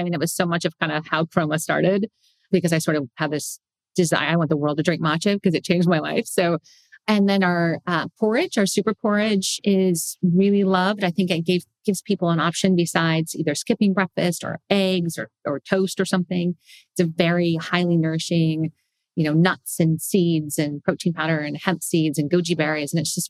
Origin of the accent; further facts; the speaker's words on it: California, United States; I'm a foodie. I mean, I came from the Bay Area, for God's sake.